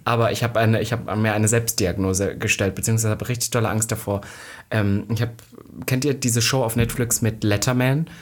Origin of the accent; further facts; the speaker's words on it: Halle, Saxony-Anhalt, Germany; bei uns in Halle, wo ich aufgewachsen bin